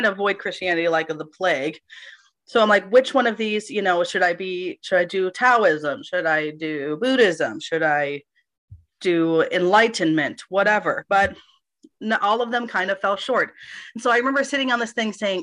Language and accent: English; Minneapolis, Minnesota, United States; I grew up in Minneapolis